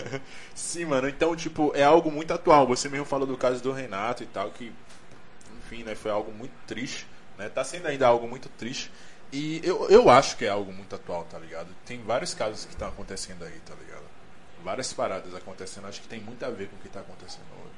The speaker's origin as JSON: {"language": "Portuguese", "region": "Bahia", "country": "Brazil", "said": "A gente é baiano"}